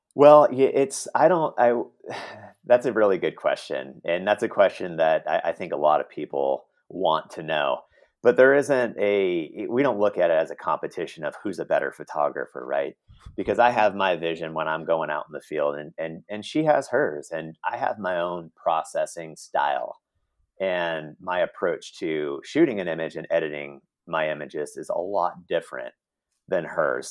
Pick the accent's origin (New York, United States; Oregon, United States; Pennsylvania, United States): Oregon, United States; Portland; now in Los Angeles, United States; grew up in Oregon, in Portland, Oregon